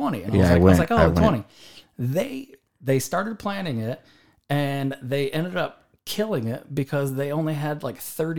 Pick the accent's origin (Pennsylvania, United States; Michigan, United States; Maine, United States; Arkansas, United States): Michigan, United States; moved away as an adult; also born or lived in Atlanta, Georgia; now in Ladera Ranch, United States; Michigan. I grew up in Michigan, like the suburbs of Detroit, kind of in between Ann Arbor and Detroit.